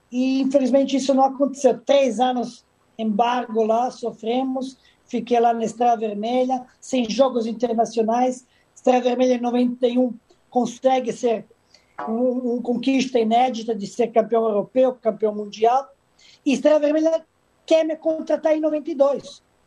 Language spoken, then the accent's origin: Portuguese; Majdanpek, Serbia; Portuguese is a second language; moved away as an adult; also born or lived in Madrid, Spain / Italy / Salvador, Brazil; now in Rio de Janeiro, Brazil; Eu vivi numa época principalmente na minha cidade natal, Maidanpek